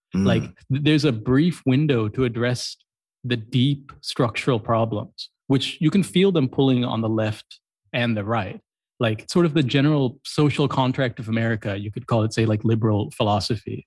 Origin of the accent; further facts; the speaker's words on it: Columbus, Ohio, United States; now in Colombo, Sri Lanka; I grew up in Columbus, Ohio